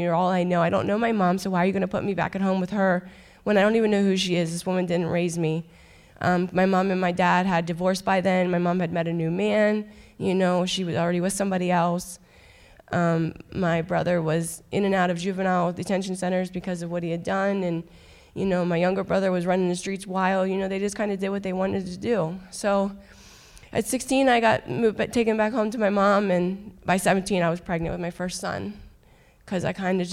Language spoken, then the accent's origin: English; Halifax, Pennsylvania, United States; I'm originally from Halifax. I grew up in a very broken home